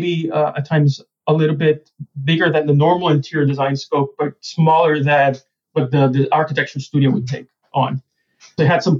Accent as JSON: {"language": "English", "town": "San Germán", "country": "Puerto Rico", "tie": "born or raised there", "moved": "yes", "said": "I grew up in San Germán, Puerto Rico, which is one of the oldest towns in the Americas"}